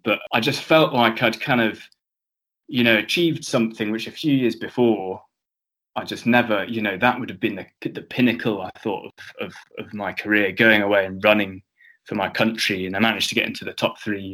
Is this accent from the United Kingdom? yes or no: yes; Cornwall, South West England, United Kingdom; moved away; also born or lived in Edinburgh; when I was in Cornwall, I like to think of myself as being Scottish